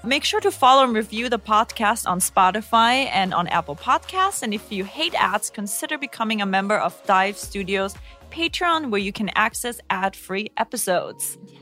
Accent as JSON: {"language": "English", "country": "Germany", "tie": "born or raised there", "moved": "yes"}